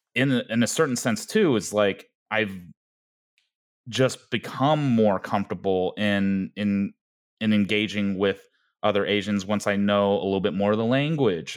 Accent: Denver, Colorado, United States; also born or lived in Gwangju, South Korea; growing up in Denver, Colorado

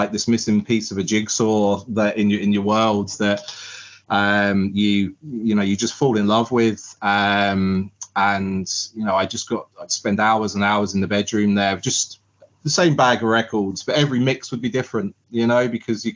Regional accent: Southampton, South East England, United Kingdom; moved away as an adult; now in Ireland; I grew up in Southampton

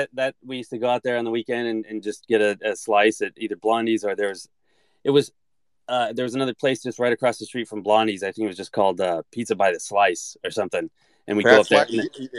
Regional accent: Antioch, California, United States; It was pretty cool. You know, I think it was always really, really hot. And I know that, like, whenever we'd go out to San Francisco or go out to Oakland and all that stuff, it would be significantly cooler

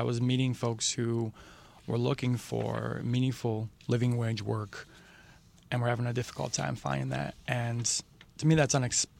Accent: Waterford, Michigan, United States; also born or lived in Detroit, Michigan; So I was actually born and raised in Waterford, Michigan.

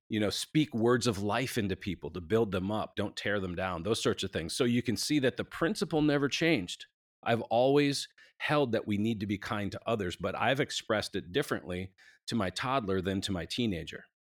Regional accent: Minneapolis, Minnesota, United States; moved away as an adult; now in Nashville, United States; we live in Nashville, but we're from Minneapolis, we've been down here twenty years

